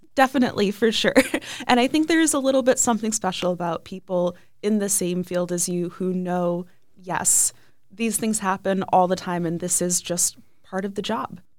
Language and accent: English; Ohio, United States; I grew up in Ohio